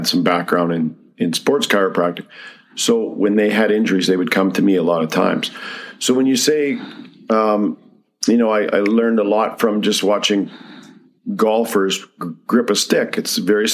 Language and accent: English; Medicine Hat, Alberta, Canada; I'm from Medicine Hat originally. That's where I grew up.